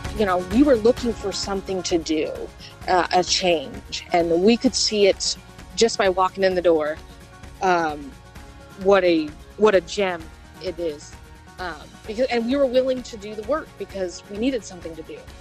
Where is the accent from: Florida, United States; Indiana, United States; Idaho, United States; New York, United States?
Indiana, United States; outside of Chicago; I was born and raised in Indiana, and you know, outside of Chicago.